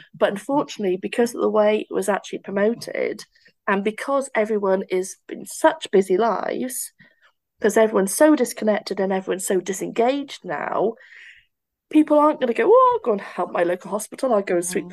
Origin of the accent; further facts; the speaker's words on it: Barry, Wales, United Kingdom; I feel like I belong to Barry Island. Um, I feel like I belong to my accent.